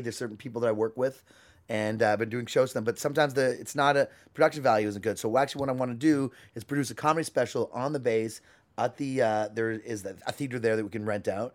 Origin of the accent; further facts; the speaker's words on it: Canada; I'm Canadian